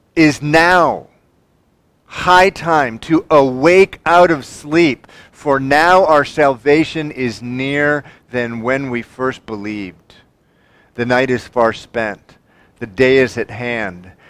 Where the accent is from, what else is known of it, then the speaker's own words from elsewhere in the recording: United States; I'm a Christian first and an American second.